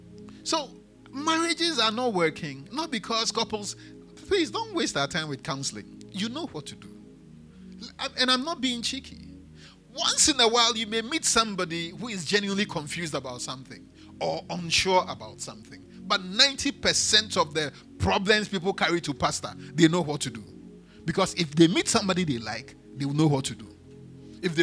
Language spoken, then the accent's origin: English; Elmina, Central Region, Ghana; born there; English is a second language; I was born in Elmina.